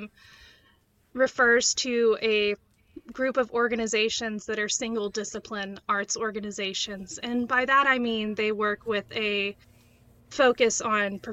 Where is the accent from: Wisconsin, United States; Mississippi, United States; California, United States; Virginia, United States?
Mississippi, United States; Canton; also born or lived in Flowood, Mississippi / Kentucky; I'm from Mississippi. I was born in Flowood, and I grew up here